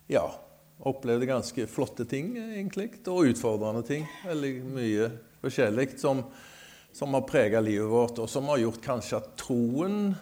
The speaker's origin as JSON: {"language": "Norwegian", "town": "Skudeneshavn", "region": "Rogaland", "country": "Norway", "tie": "born or raised there", "also_born_or_lived": "Greenland", "moved": "yes", "lives_now": "Sotra, Norway", "said": "Jeg er født i Skudenes, men har bodd på Sotra faktisk lenger enn jeg har bodd i Skudenes"}